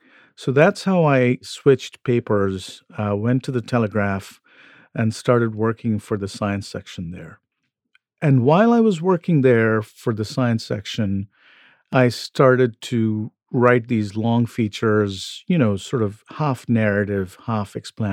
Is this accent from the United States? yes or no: no; Kolkata, West Bengal, India; I was born in Kolkata, which used to be known as Calcutta in West Bengal, India.